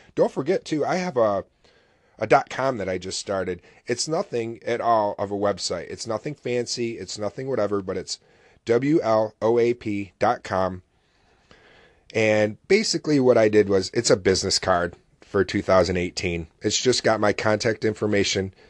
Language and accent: English; Oswego, New York, United States; SUNY Oswego, which is a college here in my hometown